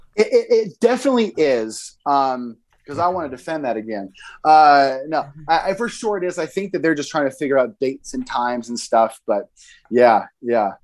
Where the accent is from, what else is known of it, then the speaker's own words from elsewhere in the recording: Boise, Idaho, United States; I grew up in Boise